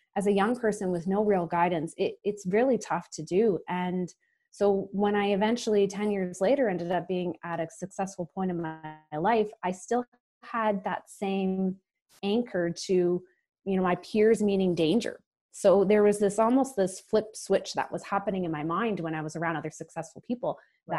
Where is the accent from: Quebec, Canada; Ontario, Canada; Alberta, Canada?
Alberta, Canada; Calgary; moved away as an adult; also born or lived in Toronto; I grew up in Calgary, Alberta